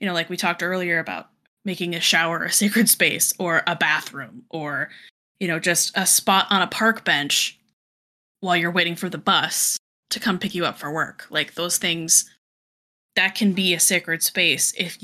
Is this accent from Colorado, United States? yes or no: yes; Colorado, United States; moved away; I'm from Colorado originally, and we lived in an area where I could literally walk 2 blocks and be in the woods